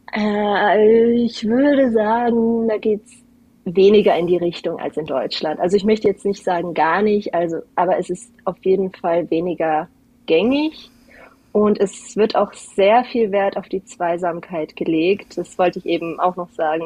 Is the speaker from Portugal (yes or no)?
yes; Algarve, Portugal; now in Kufstein, Austria; Ich bin nämlich Deutsche, aber ich bin in Portugal an der Algarve aufgewachsen